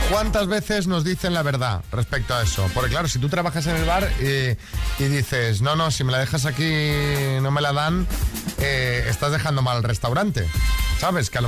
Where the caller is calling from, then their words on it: Bilbao, Basque Country, Spain; Hola, buenos días. … de Bilbao